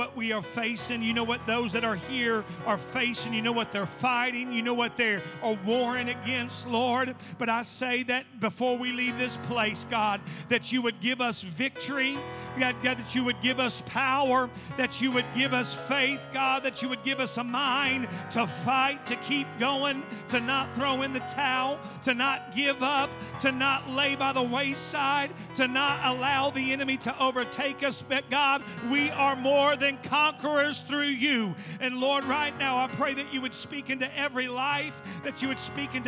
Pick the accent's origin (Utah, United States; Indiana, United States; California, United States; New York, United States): Indiana, United States; I'm from Indiana